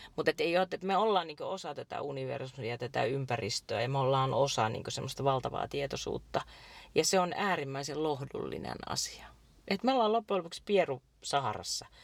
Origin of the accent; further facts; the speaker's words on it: Iijoki river valley, North Ostrobothnia, Finland; mä oon syntynyt Iijokivarissa semmoiseen vanhaan rintamamiestaloon